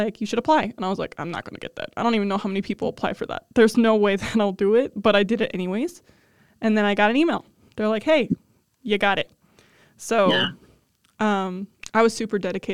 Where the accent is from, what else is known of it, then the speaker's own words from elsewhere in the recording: south of Cleveland, Ohio, United States; being born and raised in Ohio